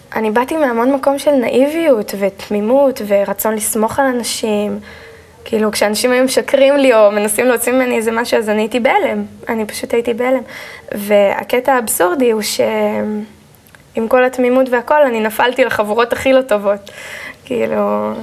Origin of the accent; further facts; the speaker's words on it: Kfar Saba, Central District, Israel; also born or lived in Haifa / Karmiel; אני נולדתי בבית חולים אה, בחיפה, ומשם עברנו לגור בכרמיאל, אה, ובגיל שנתיים וחצי בערך עברתי עם ההורים לגור בכפר סבא